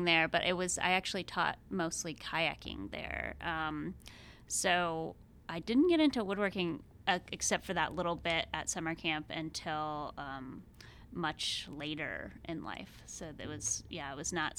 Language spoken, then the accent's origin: English; Georgia, United States; moved away as an adult; also born or lived in Maine; now in Corvallis, United States; I grew up in Georgia